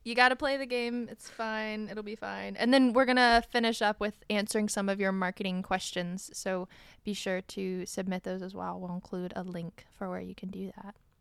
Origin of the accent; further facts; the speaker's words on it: Ohio, United States; now in East Coast, United States; we're all from Ohio, the heart of the Midwest